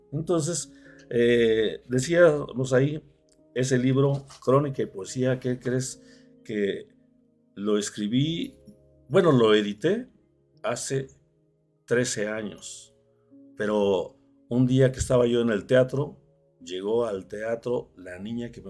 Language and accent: Spanish; Mexico; Sin embargo, para nosotros los mexicanos no es nuestra acta de independencia.